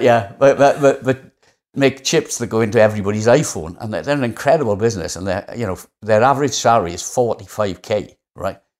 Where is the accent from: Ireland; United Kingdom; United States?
United Kingdom; Wales; accent: Welsh; How Welsh do I sound? Not that I'm not proud of being Welsh